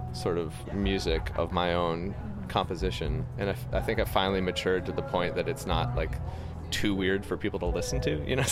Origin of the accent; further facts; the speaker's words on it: New York, United States; I grew up in New York in the 90s